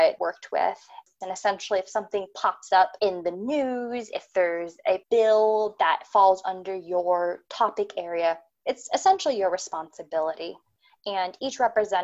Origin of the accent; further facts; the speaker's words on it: Phoenix, Arizona, United States; moved away as an adult; also born or lived in California / Washington, District of Columbia, United States / Navajo Nation; now in Pacific Northwest, United States; I was born and raised in Arizona, kind of in the Phoenix area